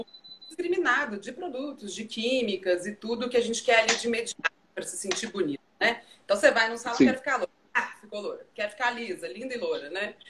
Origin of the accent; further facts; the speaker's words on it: Brazil; moved away; also born or lived in Europe; nós brasileiros